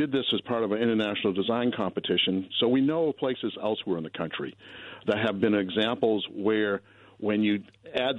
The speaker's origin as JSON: {"language": "English", "region": "the East", "country": "United States", "tie": "born or raised there", "also_born_or_lived": "Boulder, Colorado", "moved": "yes", "said": "I grew up in the East, so I'm used to humidity also"}